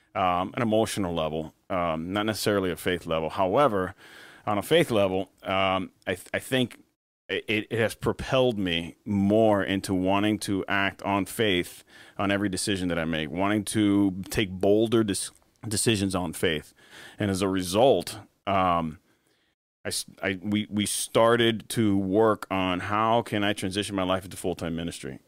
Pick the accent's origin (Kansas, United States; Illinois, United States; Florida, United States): Florida, United States; Miami; also born or lived in Spain; now in Jacksonville, United States; I was born in Miami, and, uh, born and raised for the most part in Miami until about nineteen ninety-seven, when we moved to Spain.